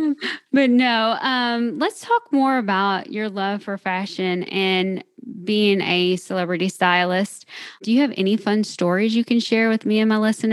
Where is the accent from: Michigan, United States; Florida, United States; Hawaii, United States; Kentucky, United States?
Kentucky, United States; I'm from Kentucky